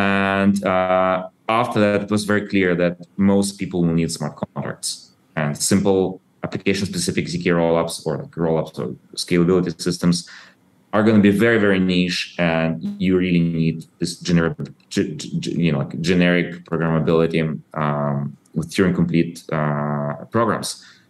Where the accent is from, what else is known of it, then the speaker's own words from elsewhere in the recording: Ukraine; You might know that I was born in Soviet Ukraine and I grew up kind of like after the collapse of Soviet Union.